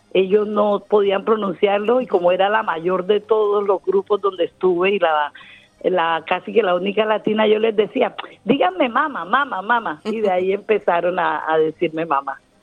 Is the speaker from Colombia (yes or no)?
yes; Colombian Caribbean coast, Caribbean Region, Colombia; accent: costeño; moved away as an adult; now in Melbourne, Australia; mi acento costeño